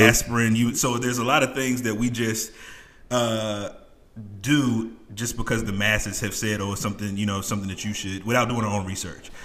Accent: New York City, New York, United States; I'm from New York City

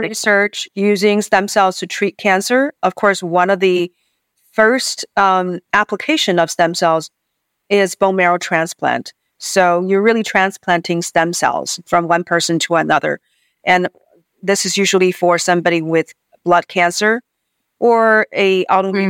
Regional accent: Beijing, China; moved away as an adult; now in United States; So I grew up on the university campus in Beijing

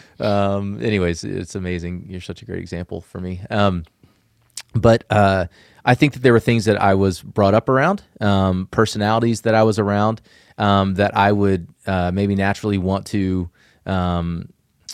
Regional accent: the South, United States; I was a young kid growing up in the South

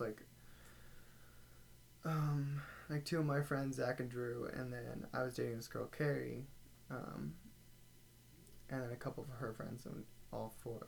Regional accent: Lancaster, Pennsylvania, United States; moved away; I was from Lancaster, so I lived in a very, like, very conservative place

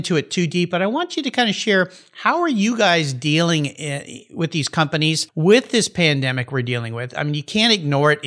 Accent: Southern California, United States; I grew up surfing in Southern California

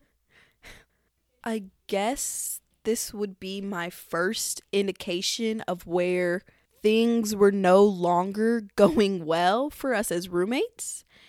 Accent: Missouri, United States; my home state of good old Missouri

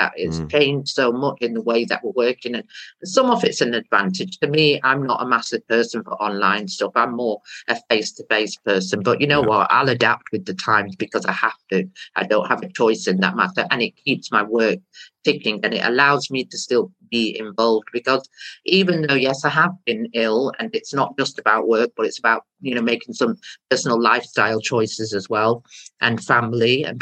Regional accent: India; now in Stockport, United Kingdom; I'm not actually from Pakistan, I'm from India.

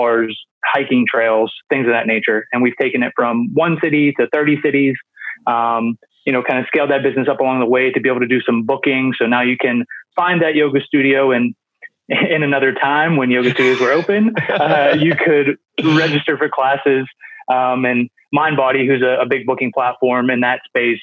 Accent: Pittsburgh, Pennsylvania, United States; I'm from Pittsburgh, Pennsylvania, based there. I'm there now

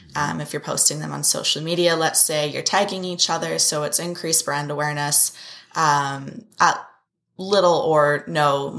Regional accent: Abbotsford, British Columbia, Canada; In Abbotsford.

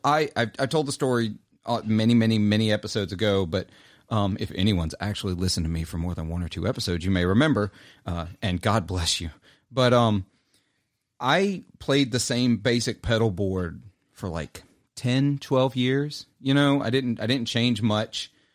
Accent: Clarksdale, Mississippi, United States; It's called a Clarksdale. I'm from Clarksdale. It has literally the Highway 49 and 61 signs on the pedal that like I grew up down the street from.

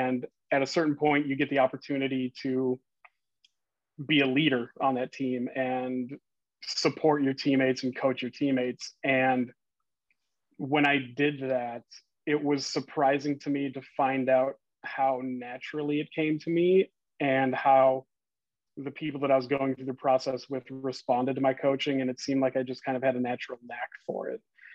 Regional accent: Minnesota, United States; moved away; I'm originally from Minnesota.

